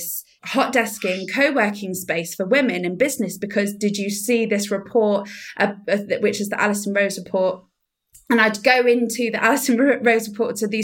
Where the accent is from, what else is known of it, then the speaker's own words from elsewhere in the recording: Somerset, South West England, United Kingdom; now in Frome, United Kingdom; it was nice to live in Somerset again because I'm from Somerset.